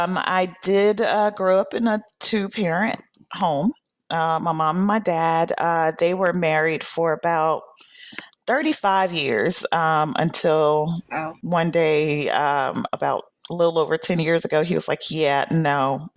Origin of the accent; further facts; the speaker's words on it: Atlanta, Georgia, United States; moved away; I was born on Peachtree, raised in Atlanta.